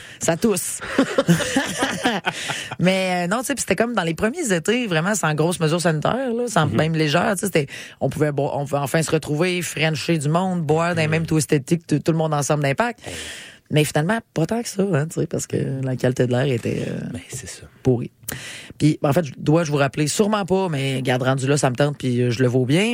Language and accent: French; Quebec City, Quebec, Canada; Je viens de Québec.